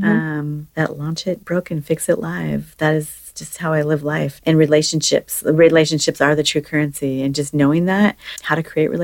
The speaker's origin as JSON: {"language": "English", "town": "Seattle", "region": "Washington", "country": "United States", "tie": "born or raised there", "said": "born and raised in Seattle, it's in my blood. I'm never leaving here"}